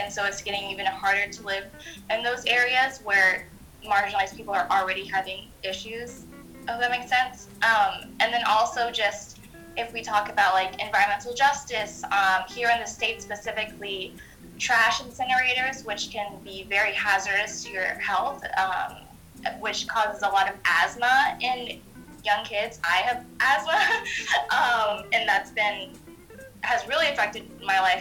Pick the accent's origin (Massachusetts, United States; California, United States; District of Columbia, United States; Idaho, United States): District of Columbia, United States; Washington; also born or lived in Maine / upstate New York; I was born in Washington, D.C.